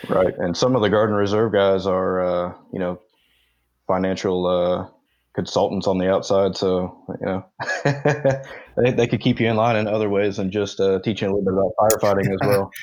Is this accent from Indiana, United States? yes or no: yes; Indianapolis, Indiana, United States; moved away as an adult; I'm from Indianapolis, Indiana, or around Indianapolis. That's what I claim.